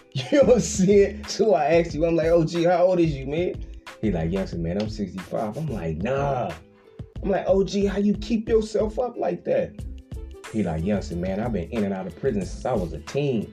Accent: Richmond, California, United States; I'm from Richmond, I'm from the Bay Area

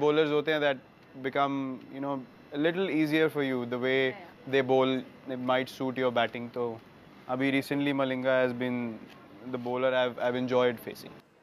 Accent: Delhi, India; हम लोग same area से हैं दिल्ली में

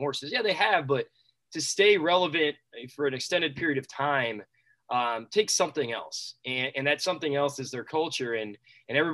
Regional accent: Carroll, Iowa, United States; now in Johnston, United States; I grew up in Carroll

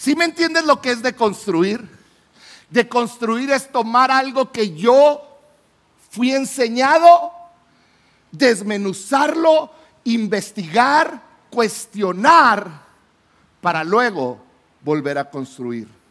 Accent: Chihuahua, Mexico; yo soy de la ciudad de Chihuahua, yo vine de Chihuahua a un congreso de jóvenes

